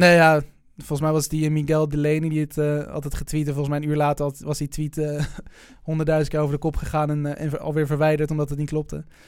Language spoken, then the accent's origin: Dutch; Netherlands; ik voel me wel Nederlander